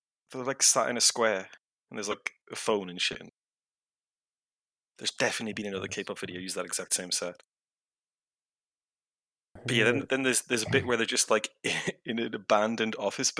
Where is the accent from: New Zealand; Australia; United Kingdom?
United Kingdom; I'm from a very specific part of Britain where I speak like I do.